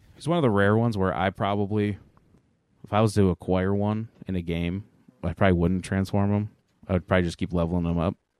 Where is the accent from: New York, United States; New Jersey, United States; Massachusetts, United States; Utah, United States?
New York, United States; Angola; I specifically am from Angola, New York, though. So I'm a South Towns kid.